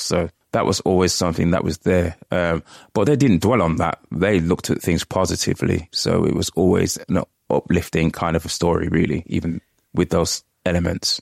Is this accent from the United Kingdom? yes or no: yes; United Kingdom; first generation British Jamaican, I was born here